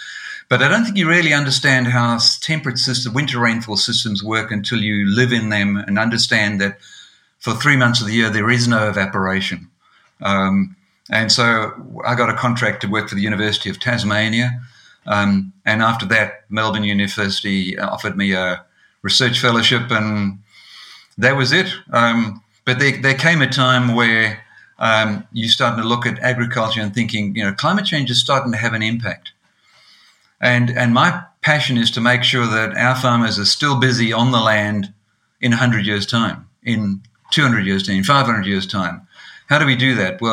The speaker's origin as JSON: {"language": "English", "country": "Eswatini", "tie": "born or raised there", "moved": "yes", "lives_now": "Australia", "said": "I grew up in Swaziland in Africa, small little country, not South Africa, as most people might think."}